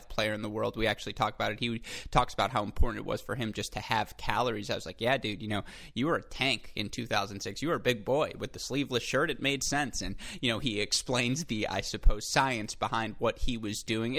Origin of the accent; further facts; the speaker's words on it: United States; an American born in 1995